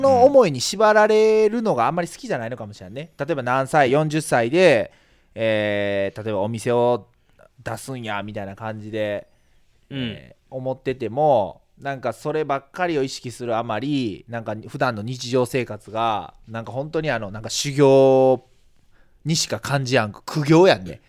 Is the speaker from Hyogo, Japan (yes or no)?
no; Yokkaichi, Mie, Japan; 地元が四日市っていうこともあって